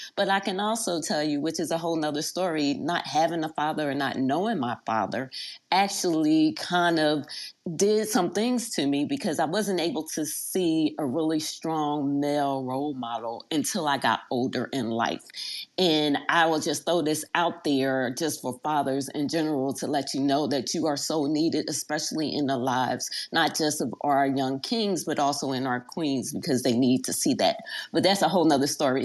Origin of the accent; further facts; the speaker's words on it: Philadelphia, Pennsylvania, United States; moved away as an adult; I was raised in South Philly, but also moved to Germantown.